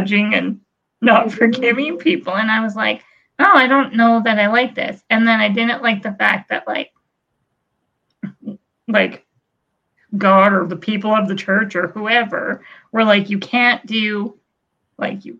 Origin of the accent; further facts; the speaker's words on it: Blackie, Alberta, Canada; where I grew up in Blackie. There's only like 300 people there.